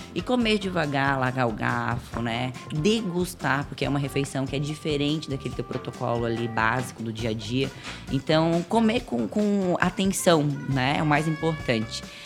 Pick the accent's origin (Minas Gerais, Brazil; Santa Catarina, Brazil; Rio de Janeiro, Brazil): Santa Catarina, Brazil; Florianópolis; Eu sou manezinha da ilha.